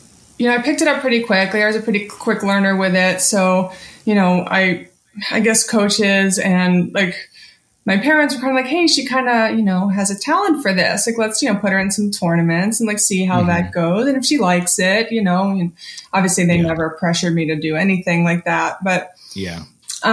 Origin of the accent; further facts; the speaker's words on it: Abington, Pennsylvania, United States; I grew up in Philly, suburbs of Philly, just kind of like 20 minutes north of the city, called Abington.